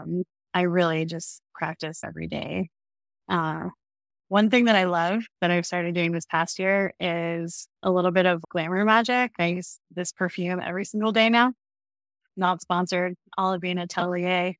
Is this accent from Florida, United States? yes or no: yes; Florida, United States; I grew up in Florida